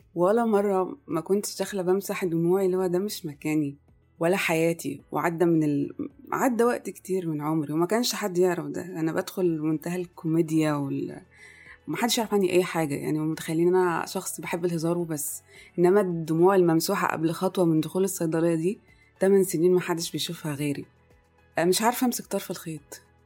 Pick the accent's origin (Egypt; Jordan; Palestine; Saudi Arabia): Egypt; moved away as an adult; also born or lived in Kuwait; كل مراحل تعليمي كانت في مصر